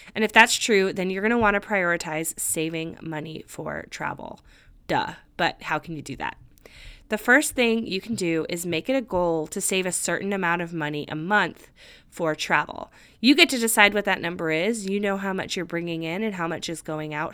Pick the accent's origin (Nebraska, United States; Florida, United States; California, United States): California, United States; moved away as an adult; also born or lived in Nashville, Tennessee; I moved across the country from my home state of California to Nashville, Tennessee